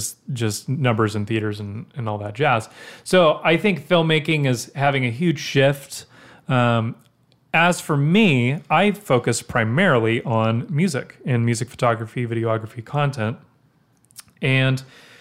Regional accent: Nashville, Tennessee, United States; also born or lived in Brentwood, Tennessee / Franklin, Tennessee; I grew up in Nashville. I've been born here. I was born in Vanderbilt.

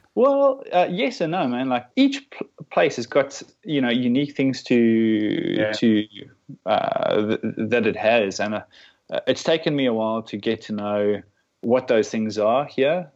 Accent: Namibia; also born or lived in South Africa; now in Melbourne, Australia; I grew up in Namibia, which is just just north of uh, South Africa on the west coast

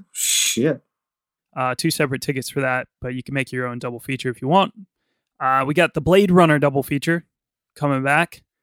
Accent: Virginia, United States; now in London, United Kingdom; I am originally from Virginia, but I live in London.

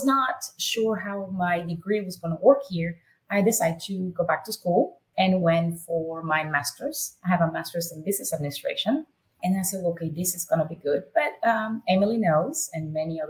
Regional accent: Nicaragua; English is a second language; moved away as an adult; now in United States; Born and raised in Nicaragua

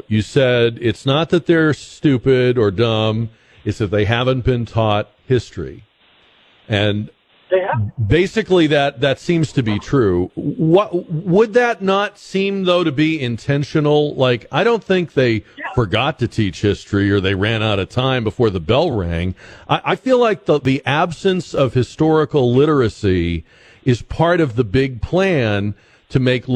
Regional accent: Newton, Massachusetts, United States; moved away; I grew up in Newton, Massachusetts

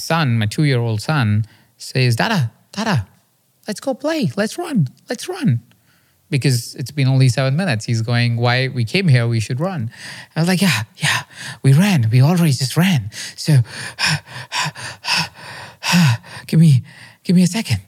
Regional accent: India; I grew up in India in a small town

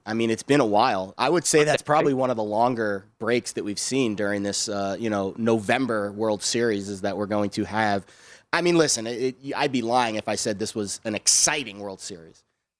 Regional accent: New York, United States; also born or lived in Philadelphia; You know I'm a New Yorker, so obviously a Yankees fan. But I've lived in Philly.

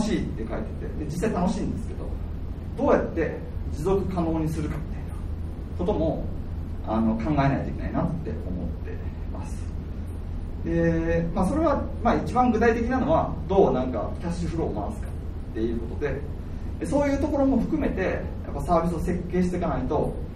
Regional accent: Kyoto, Japan; moved away as an adult; also born or lived in Hakodate; 自分は京都出身で

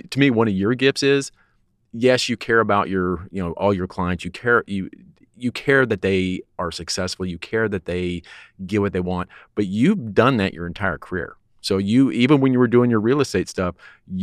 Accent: Colorado, United States; now in Texas, United States; I'm from Colorado, but I've acclimated to Texas

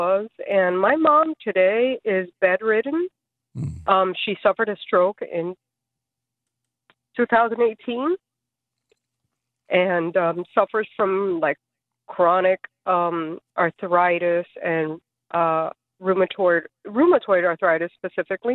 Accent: South Florida, United States; I grew up pretty much in South Florida.

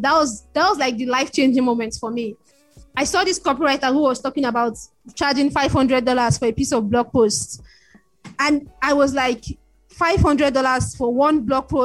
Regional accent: Lagos, Nigeria; I grew up in Lagos, Nigeria, family of five kids and two parents

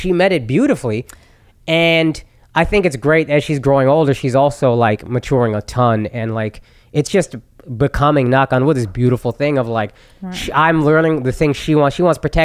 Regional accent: Texas, United States; growing up in Texas back then

